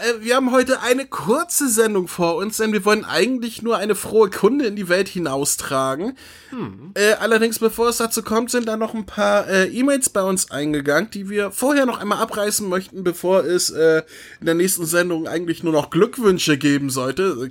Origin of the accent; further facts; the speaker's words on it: Northern Germany, Germany; ich bin Norddeutscher, wir sagen Feudeln